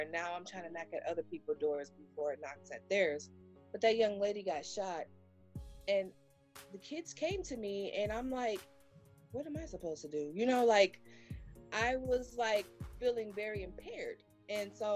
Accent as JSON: {"language": "English", "town": "Gary", "region": "Indiana", "country": "United States", "moved": "yes", "lives_now": "South Bend, United States", "said": "I'm normally from Gary, Indiana"}